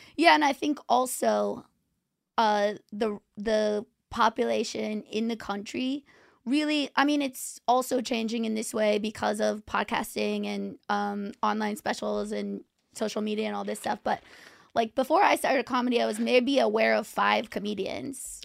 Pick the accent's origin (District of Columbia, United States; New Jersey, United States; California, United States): California, United States; Orange County; also born or lived in New York; now in Los Angeles, United States; I'm from Orange County, California